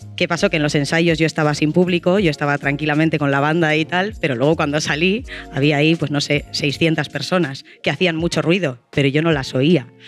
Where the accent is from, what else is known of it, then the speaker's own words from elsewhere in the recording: Bilbao, Basque Country, Spain; soy de Bilbao.